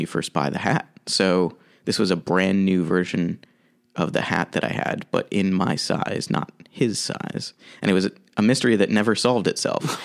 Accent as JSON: {"language": "English", "town": "St. Louis", "region": "Missouri", "country": "United States", "tie": "born or raised there", "moved": "yes", "said": "I grew up in Saint Louis, Missouri"}